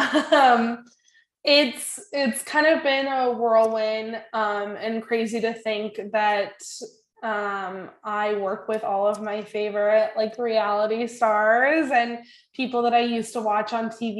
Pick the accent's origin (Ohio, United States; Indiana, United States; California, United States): California, United States; San Francisco Bay Area; also born or lived in Boulder, Colorado; I'm from the Bay Area